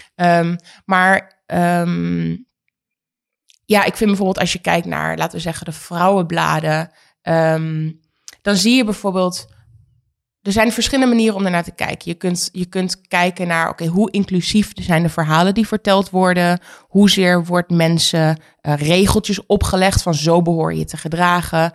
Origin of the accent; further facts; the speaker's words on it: Oldenzaal, Overijssel, Netherlands; Oldenzaal is waar ik vandaan kom